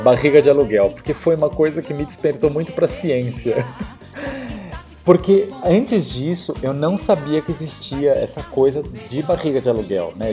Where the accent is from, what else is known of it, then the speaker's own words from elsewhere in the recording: São Paulo, Brazil; eu sou de São Paulo